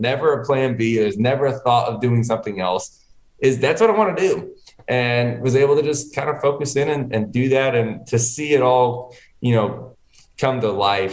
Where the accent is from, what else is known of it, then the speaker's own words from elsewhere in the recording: Connecticut, United States; moved away; I was born in Connecticut. I was living up there